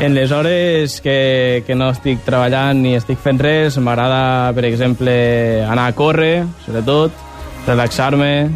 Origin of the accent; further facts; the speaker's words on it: Mora la Nova, Catalonia, Spain; moved away as an adult; now in Barcelona, Spain; Mora la Nova, Mora la Nova. és el meu poble. Eh, Barcelona, ara mateix el meu segon poble.